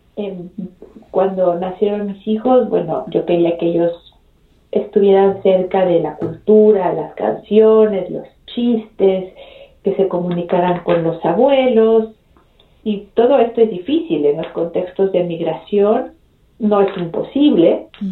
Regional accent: Mexico City, Mexico; also born or lived in Baltimore, Maryland, United States; regresamos a la Ciudad de México cuando yo tenía dos años. Así que crecí en la Ciudad de México

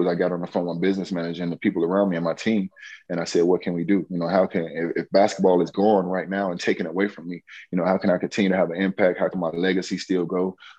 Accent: Miami, Florida, United States; moved away as an adult; growing up in Miami and coming back to Miami after going all the way around the world and playing overseas

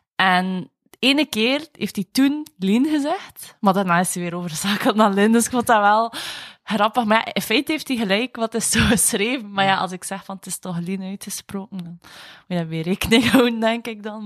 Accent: Bruges, Flanders, Belgium; ik ben van Brugge

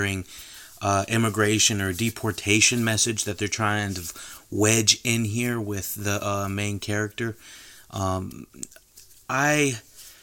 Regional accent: North Carolina, United States; accent: Southern; I'm from North Carolina, and there's a lot of what you would call Southerners here in North Carolina, and you might hear it in my voice a little bit

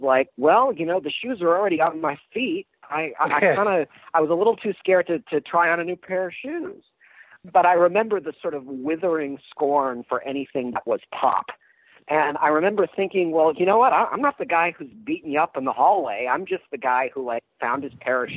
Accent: Ann Arbor, Michigan, United States; I'm from Ann Arbor, which is a unique place to be from musically

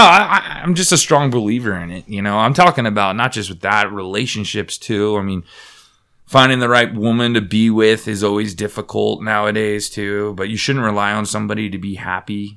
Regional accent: Bay Area, California, United States; I'm from the Bay Area

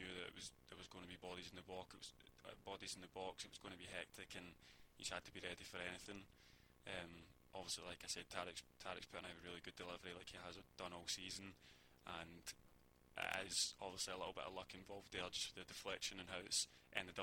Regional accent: Glasgow, Scotland, United Kingdom; moved away; growing up in Scotland and Glasgow

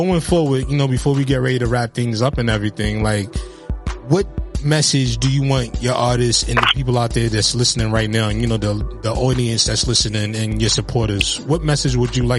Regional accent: Highbridge, New York, United States; So, you know, like growing up in Highbridge, you know, you have, like you said, you know, you got a lot of prominent artists that come out of Highbridge.

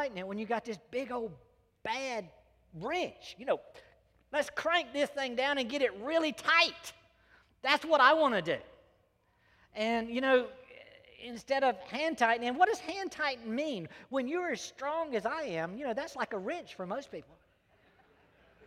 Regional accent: South Carolina, United States; I was born and raised in South Carolina

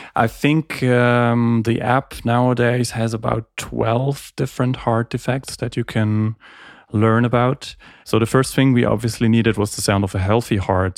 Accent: Heidelberg, Baden-Württemberg, Germany; also born or lived in Graz, Austria / Geneva, Switzerland; I was born and raised in Heidelberg, and came back here

